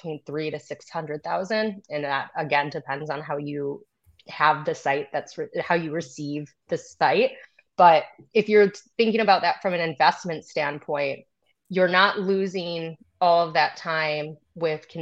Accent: northern Michigan, United States; I'm from Michigan, so northern Michigan. Top of the Mitten

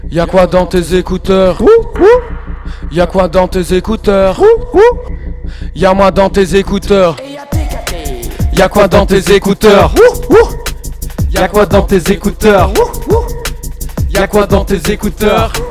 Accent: Liège, Wallonia, Belgium; on vient de Liège.

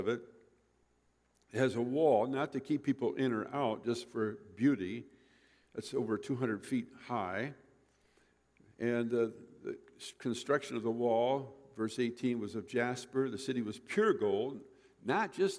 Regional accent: Michigan, United States; I grew up in Michigan

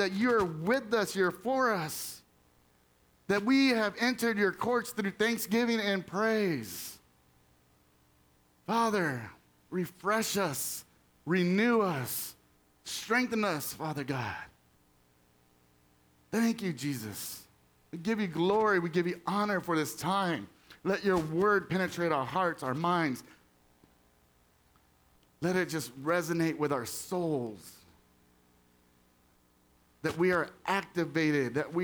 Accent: Texas, United States; moved away as an adult; now in Pennsylvania, United States; I'm from Texas originally. So, I mean, spent 40 years in Texas. Live in Pennsylvania now

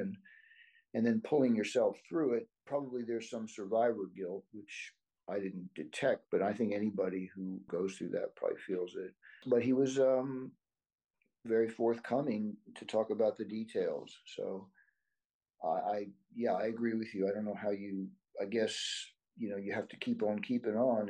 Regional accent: United States; my Japanese heritage, although I'm American

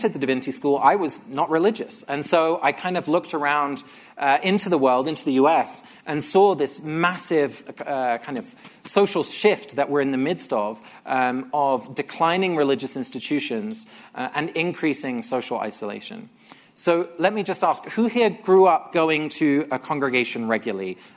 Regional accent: England, United Kingdom; I grew up in England. Both my parents are Dutch

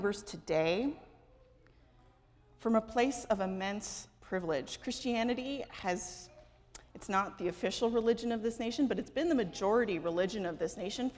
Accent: Los Angeles, California, United States; moved away; I am from Los Angeles.

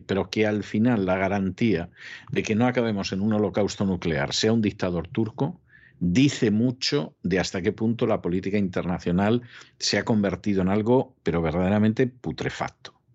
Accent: Spain; siendo español

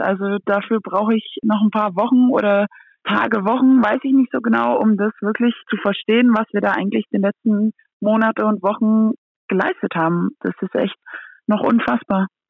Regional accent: Antwerp, Flanders, Belgium; German is a second language; now in Germany; wenn ich in Antwerpen ankomme bei Oma und Opa oder bei Oma, Mama, Papa, dann denke ich schon, okay, hier bin ich auch zu Hause auf eine andere Art und Weise und das ist auch meine Heimat

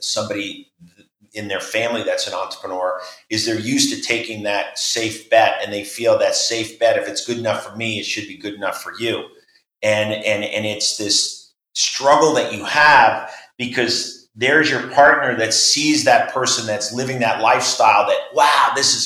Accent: New York, United States; where I grew up in New York

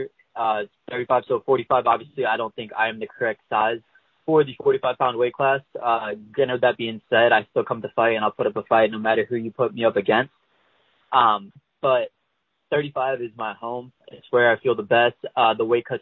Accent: St. Louis, Missouri, United States; moved away as an adult; also born or lived in Kansas City / Springfield, Missouri; I'm originally from St. Louis, Missouri

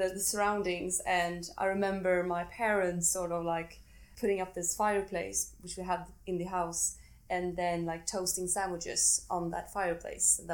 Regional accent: Sweden; I'm from Sweden, and I grew up eating a lot of spaghetti bolognese

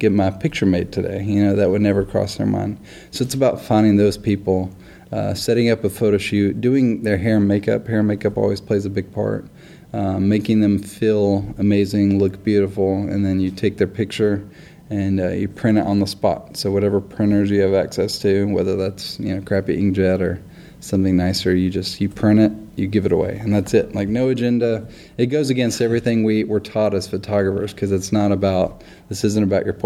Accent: Nashville, Tennessee, United States; also born or lived in Los Angeles; I'm from Nashville. I'm a Tennessean, born and raised in Nashville.

